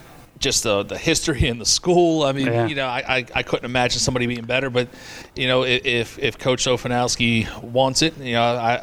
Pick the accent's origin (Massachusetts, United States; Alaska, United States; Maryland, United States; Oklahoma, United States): Maryland, United States; Brooklyn Park; moved away as an adult; also born or lived in Long Island; now in Kent Island, United States; I'm from Brooklyn Park